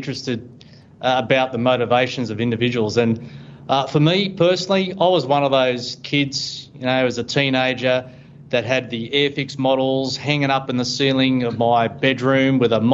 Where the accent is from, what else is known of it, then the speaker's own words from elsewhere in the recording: Brisbane, Queensland, Australia; also born or lived in Sydney, New South Wales / Woodhall Spa, Lincolnshire, England; I moved as a child from Sydney up to Brisbane and completed my high school there